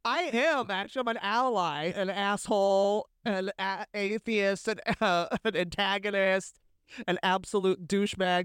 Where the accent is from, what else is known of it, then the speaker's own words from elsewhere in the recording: San Francisco, California, United States; moved away as an adult; also born or lived in West Hollywood / Hell's Kitchen, New York; now in New York, United States; I grew up in San Francisco, I lived in West Hollywood, now I live in Hell's Kitchen